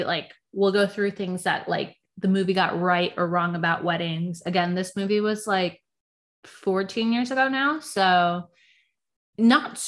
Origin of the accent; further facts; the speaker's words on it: Virginia, United States; I'm from Virginia